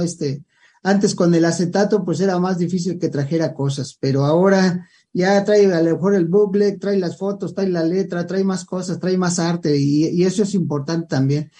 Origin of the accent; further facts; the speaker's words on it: Mexico; somos mexicanos